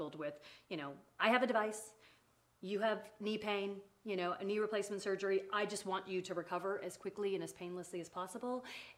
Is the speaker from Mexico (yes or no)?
no; Canada; accent: Canadian; moved away as an adult; also born or lived in England; now in Tennessee, United States; I was born in England. Uh-huh. I was raised in Canada. And I am now been in Tennessee for about, 15 years.